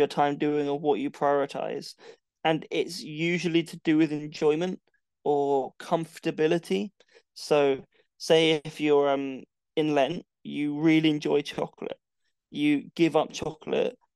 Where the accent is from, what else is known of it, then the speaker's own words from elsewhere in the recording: London, United Kingdom; moved away as an adult; now in Portsmouth, United Kingdom; I sacrificed living in my hometown and living in London to move to Portsmouth